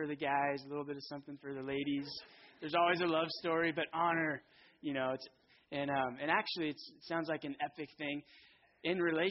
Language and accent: English; Fountain Valley, California, United States; I grew up in Fountain Valley, which is right next to Huntington Beach